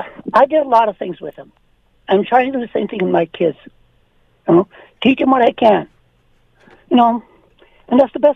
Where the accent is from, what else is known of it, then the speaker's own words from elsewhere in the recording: Canada; born there; I mean, I was born in Canada, okay?